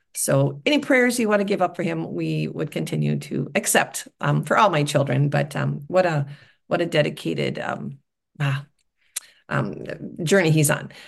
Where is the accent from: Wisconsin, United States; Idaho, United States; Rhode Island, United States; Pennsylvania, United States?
Wisconsin, United States; I'm from Wisconsin